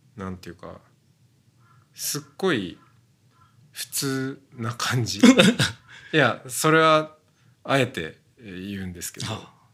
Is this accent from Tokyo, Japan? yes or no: no; Hokkaido, Japan; moved away; 僕北海道ですけど